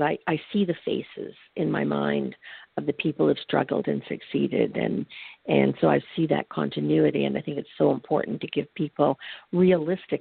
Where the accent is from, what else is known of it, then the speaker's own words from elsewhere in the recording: Canada; I'm from Canada